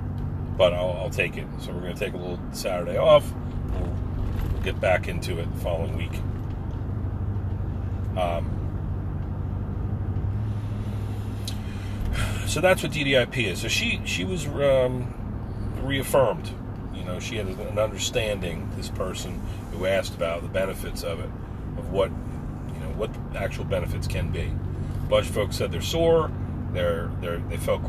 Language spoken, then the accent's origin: English; United States; as an American Marine